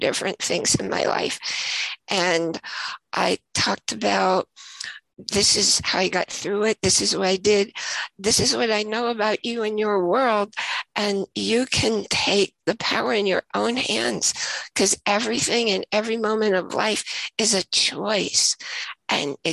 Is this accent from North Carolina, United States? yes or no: no; New York, United States; moved away; also born or lived in Idaho; I was also from New York, but we both lived in Idaho at the same time.